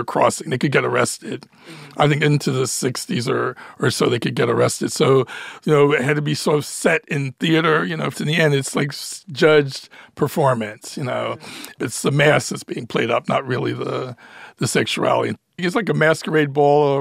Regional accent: Philadelphia, Pennsylvania, United States; moved away; also born or lived in Ohio; I was born in Philadelphia, educated at Ohio State.

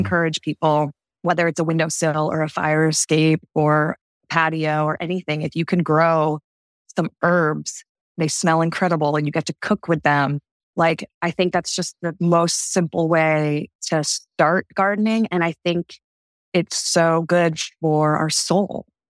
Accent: Martha's Vineyard, Massachusetts, United States; also born or lived in Texas / California; now in New York, United States; I'm originally from Martha's Vineyard, Massachusetts

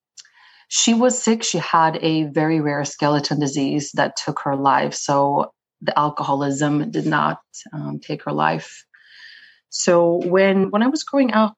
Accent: Sweden; English is a second language; also born or lived in Israel; now in New York City, United States; I am based in New York City, but born and raised in Sweden.

